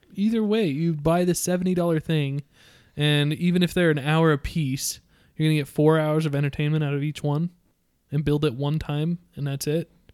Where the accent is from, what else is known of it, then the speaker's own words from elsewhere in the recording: Utah, United States; We're all from Utah